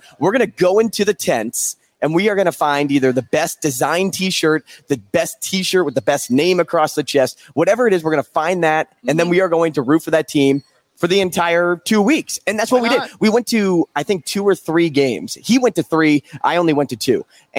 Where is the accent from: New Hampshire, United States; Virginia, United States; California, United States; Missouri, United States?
Missouri, United States; St. Louis; I didn't grow up in a college town. I'm from St. Louis.